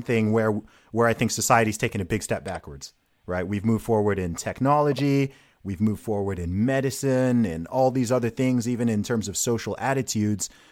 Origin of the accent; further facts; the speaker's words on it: United Kingdom; someone who is from and lives in the UK